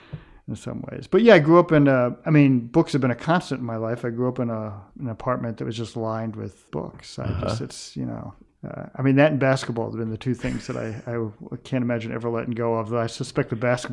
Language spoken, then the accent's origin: English; New York City, New York, United States; I grew up in a very integrated community. I grew up on the West Side of New York in the 1960s, very different West Side than it is today.